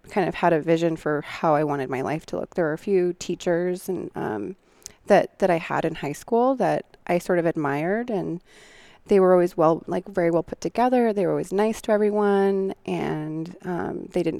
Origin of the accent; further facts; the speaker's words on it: Montana, United States; moved away; also born or lived in Wyoming / Seattle, Washington; Growing up in Montana, I alluded to the trailer park